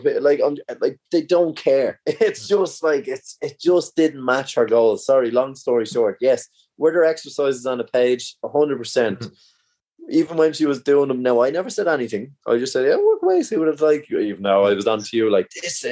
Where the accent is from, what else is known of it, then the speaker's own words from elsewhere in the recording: Ireland; as Irish people